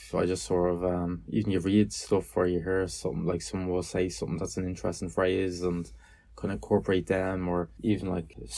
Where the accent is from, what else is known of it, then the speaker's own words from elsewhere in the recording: Dublin, Leinster, Ireland; I'm a musician from Dublin